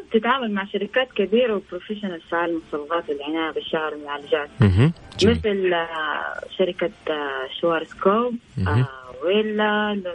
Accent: Saudi Arabia; فانا آه، سعوديه مفتخر فيها

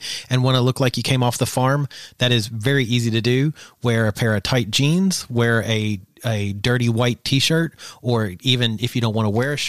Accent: the South, United States; probably because of growing up in the South and seeing this all the time

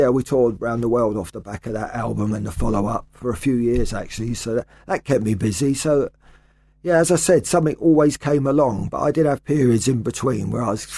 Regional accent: London, United Kingdom; I've moved around all over London during the 80s and 90s and ended up back round here

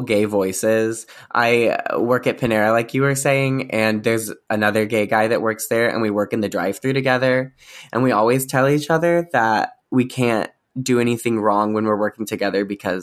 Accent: Springfield, Missouri, United States; Springfield, Missouri, which is okay. In like the southern western corner

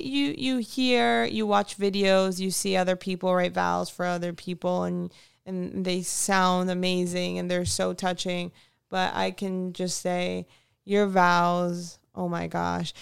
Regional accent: United States; I'm also American, but my parents are from South America

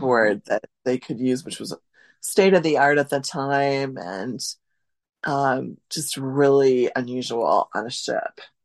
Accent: Central Wisconsin, United States; I'm talking to you from now at my hometown, uh, Central Wisconsin

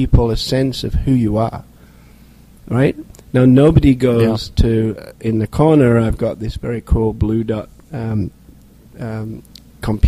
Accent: England, United Kingdom; now in United States; as an Englishman

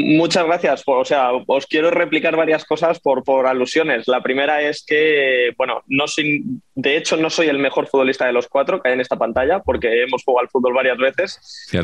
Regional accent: Madrid, Community of Madrid, Spain; soy un periodista español de Madrid

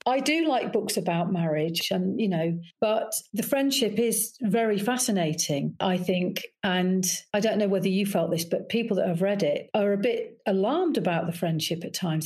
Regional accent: Leicester, East Midlands, United Kingdom; moved away as an adult; I come from the Midlands

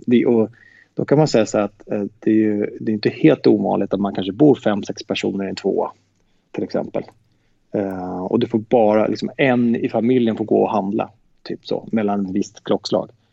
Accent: Sweden; vi är från Sverige

